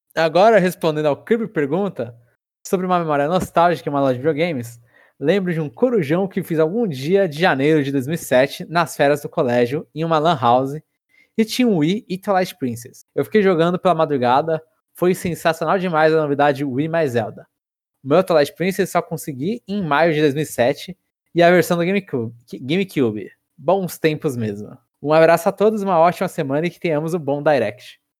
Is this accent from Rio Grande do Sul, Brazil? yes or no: no; São Paulo, Brazil; sou do centro de São Paulo